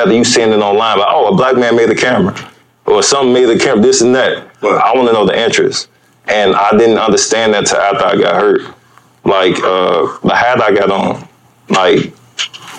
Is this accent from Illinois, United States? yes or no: yes; Chicago, Illinois, United States; I'm from Chicago. It's kind of south.